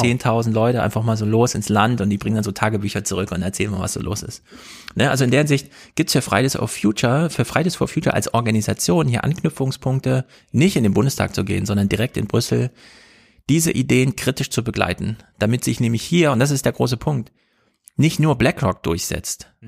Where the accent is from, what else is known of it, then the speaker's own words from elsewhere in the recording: Germany; als Deutsche